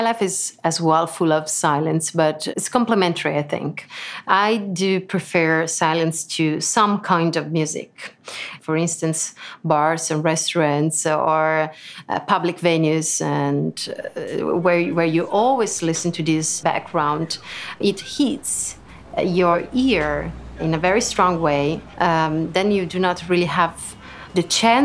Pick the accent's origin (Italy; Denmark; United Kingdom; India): Italy; Lucca, Tuscany; English is a second language; moved away as an adult; now in Lugano, Switzerland; I was born in Lucca in Italy, so I'm Italian, but I live in Switzerland since a couple of years. I live in Lugano.